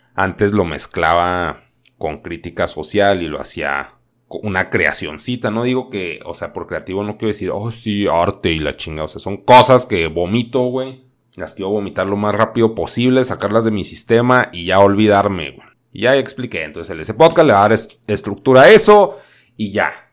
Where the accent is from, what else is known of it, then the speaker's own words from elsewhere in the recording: Chihuahua, Mexico; Yo soy de Chihuahua